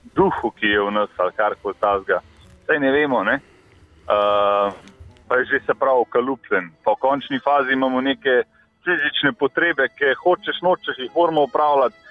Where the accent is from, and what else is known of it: Slovenia